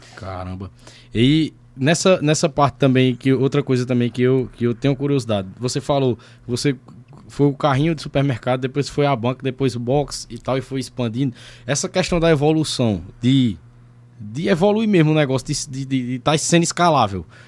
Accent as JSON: {"language": "Portuguese", "town": "Sumé", "region": "Paraíba", "country": "Brazil", "tie": "born or raised there", "also_born_or_lived": "São Paulo", "said": "eu nasci em São Paulo em noventa e quatro, mas eu, minha família veio embora pra Sumé, eu tinha três anos de idade."}